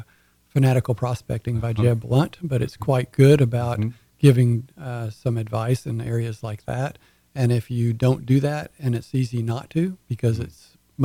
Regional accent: Port Arthur, Texas, United States; also born or lived in Houston; I attended Lamar University in Beaumont. I grew up in Port Arthur, Texas.

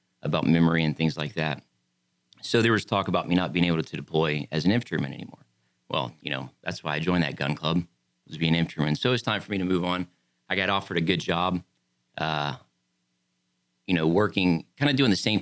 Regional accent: Pasadena, Texas, United States; moved away as an adult; also born or lived in San Diego, California; I was born in Pasadena, Texas

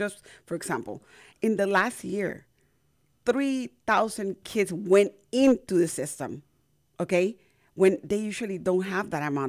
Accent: Panama; now in United States; I was born and raised in Panama.

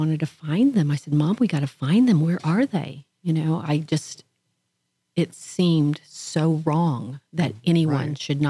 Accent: Oklahoma, United States; moved away as an adult; now in The Woodlands, United States; I'm originally from Oklahoma.

